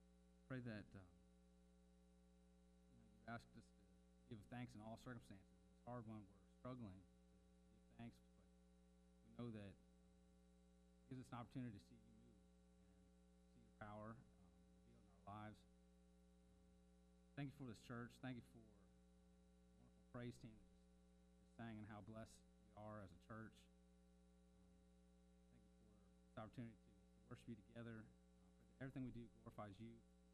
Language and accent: English; Akron, Ohio, United States; born there; I was born in Akron, Ohio, the youngest of three brothers